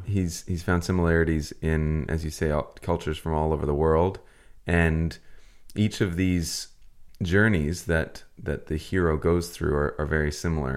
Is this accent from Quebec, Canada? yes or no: no; Vancouver Island, British Columbia, Canada; we're from Vancouver Island on the west coast of Canada here